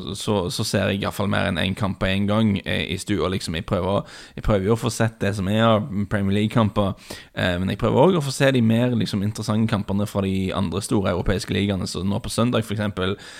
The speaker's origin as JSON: {"language": "Norwegian", "town": "Bryne", "region": "Rogaland", "country": "Norway", "tie": "born or raised there", "said": "min, min, bakgrunn, for dere som ikke er klar over det, er at jeg vokste opp på Bryne."}